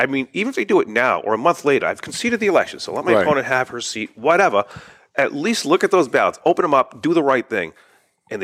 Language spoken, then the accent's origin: English; Woburn, Massachusetts, United States; I grew up in Woburn